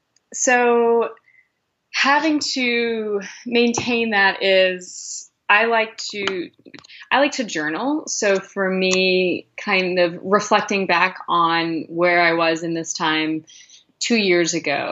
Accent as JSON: {"language": "English", "country": "Nicaragua", "tie": "born or raised there", "said": "one of my best friends from my hometown in Nicaragua, her name's Tanya"}